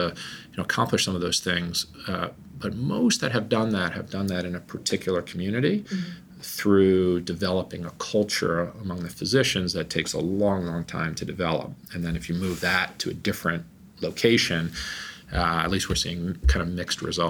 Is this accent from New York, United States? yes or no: yes; New York, United States; moved away; I'm from New York